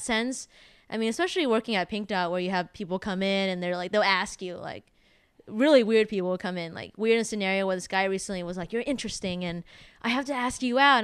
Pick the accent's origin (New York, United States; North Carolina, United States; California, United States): California, United States; San Jose; moved away as an adult; now in Los Angeles, United States; just living in a small town growing up in San Jose